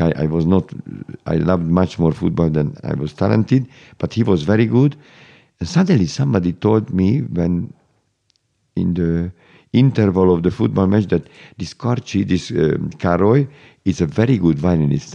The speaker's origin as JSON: {"language": "English", "region": "Budapest", "country": "Hungary", "tie": "born or raised there", "said": "I was born in Budapest, Hungary"}